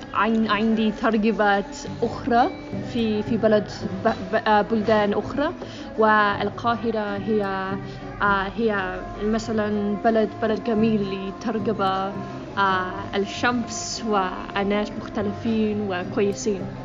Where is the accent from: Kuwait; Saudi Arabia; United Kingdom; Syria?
United Kingdom; England; Arabic is a second language; moved away as an adult; now in Egypt; انا من انجلترا